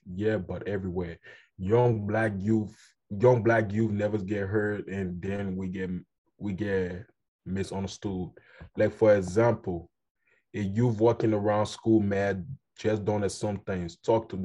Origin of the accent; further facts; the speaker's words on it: Liberia; first language Kolokwa; I am from Liberia, where the sun shines every day